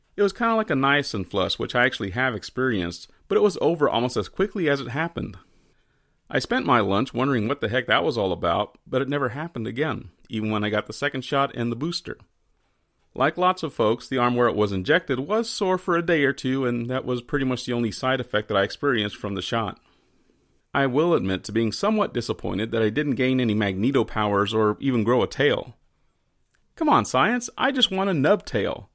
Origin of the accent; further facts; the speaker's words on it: Texas, United States; as a Texan